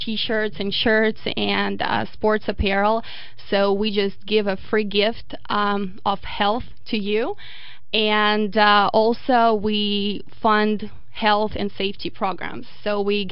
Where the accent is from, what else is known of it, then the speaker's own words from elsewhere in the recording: Voronezh, Voronezh Oblast, Russia; moved away as an adult; now in Memphis, United States; I am from Russia, from a town that's a Memphis size called Voronezh